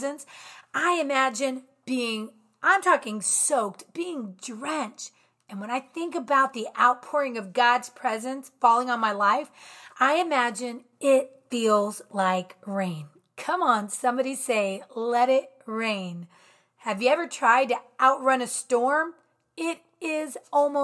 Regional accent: Virginia, United States; I'm from Virginia

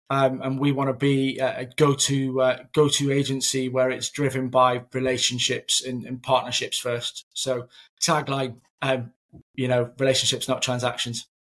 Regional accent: Edinburgh, Scotland, United Kingdom; moved away as an adult; now in Manchester, United Kingdom; When I was relocated from Edinburgh to Manchester, those first couple of months, I was what on earth am I doing? I've left a successful desk, a successful team, and now I'm in a new city, new environment. This Scottish lad, can't tell by the accent now, it's completely gone.

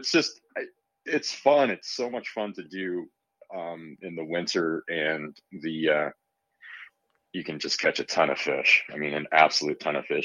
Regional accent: Michigan, United States; now in San Francisco Bay Area, United States; I grew up in Michigan hunting deer and small game only

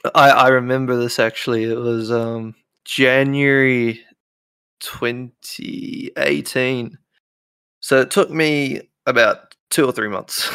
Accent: New Zealand; I'm nineteen, I'm from New Zealand

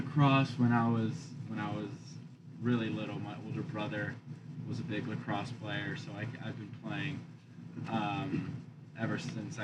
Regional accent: San Francisco, California, United States; I'm from San Francisco, California.

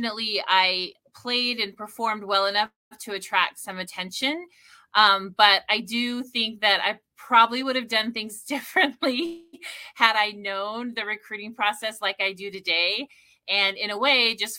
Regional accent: Idaho, United States; moved away as an adult; also born or lived in Utah / Chicago, Illinois; now in Sioux Falls, United States; I grew up in Idaho and went to school in small town Utah

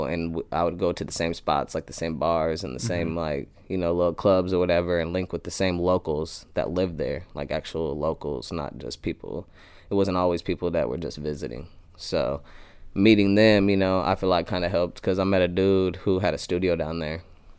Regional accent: Des Moines, Iowa, United States; also born or lived in Phoenix, Arizona / Las Vegas, Nevada; Yeah, I was born in Iowa, basically raised in Iowa. I moved to Phoenix, Arizona when I was around 13 and lived there for like half a year and then moved back.

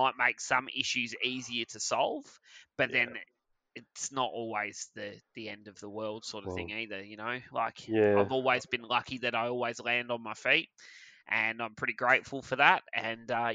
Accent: Perth, Western Australia, Australia; I was born in Armidale, lived in Rollystone for

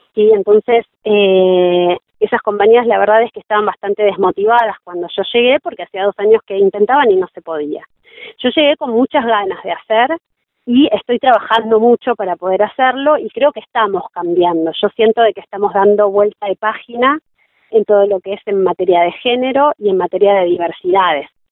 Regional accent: Junín, Buenos Aires Province, Argentina; moved away as an adult; now in Bariloche, Argentina; yo nací en Junín, provincia de Buenos Aires, patria sojera. Eh, crecí allí, hice hasta mi secundario

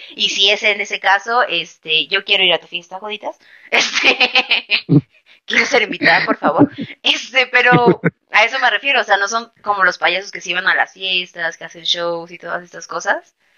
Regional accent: Mexico City, Mexico; yo soy de la Ciudad de México

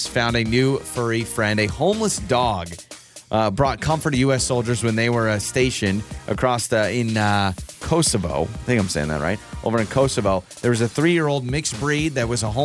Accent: the West, United States; I'm from the West

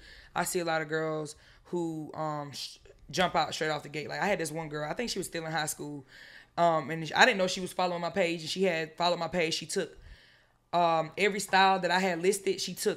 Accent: Statesboro, Georgia, United States; now in Atlanta, United States; Say about coming up here, living in Atlanta too, because I'm from Statesboro, Georgia, country small town.

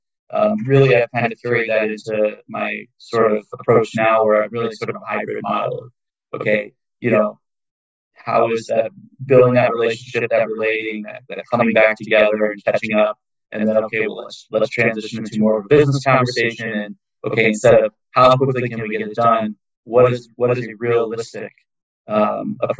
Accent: Chicago, Illinois, United States; moved away; I'm from Chicago.

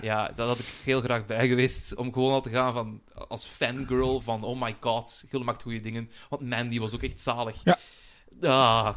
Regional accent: Belgium; als Belg

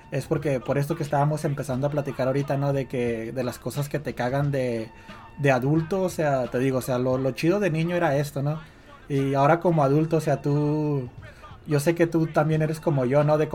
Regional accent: Ciudad Juárez, Chihuahua, Mexico; moved away; mi familia durante toda mi infancia en México eh, se dedicaron a eso, ¿no? A, vender cosas de segunda mano en, en, un mercado de Juárez.

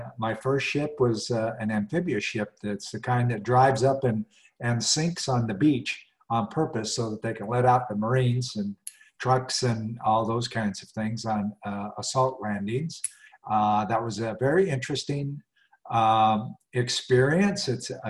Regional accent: Southwest Montana, United States; moved away as an adult; now in Asheville, United States; I'm a mountain boy. I was born in Southwest Montana in the slopes of the Rocky Mountains and raised in the Rocky Mountains.

